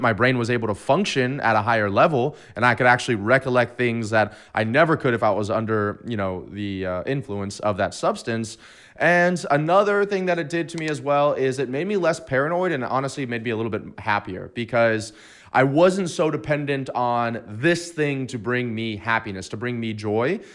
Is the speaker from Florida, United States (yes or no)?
yes; Destin, Florida, United States; going back to my hometown in Destin, Florida